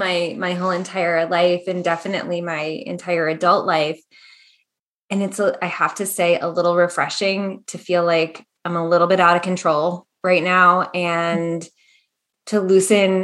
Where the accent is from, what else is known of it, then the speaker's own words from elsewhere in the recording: Maryland, United States; also born or lived in Capital Region, New York; now in Capital Region of New York, United States; I am currently in the capital region of New York in suburb land here. Actually, not too dissimilar from where we grew up in Maryland